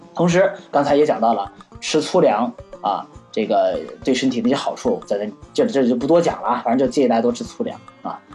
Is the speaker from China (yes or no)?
yes; China; 我们中国人嘛，还是以吃谷类为主